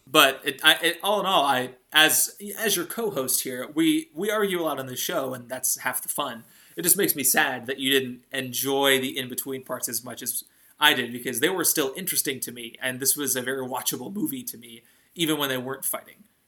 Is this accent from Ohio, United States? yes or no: yes; Northeast Ohio, United States; little white boy growing up in Northeast Ohio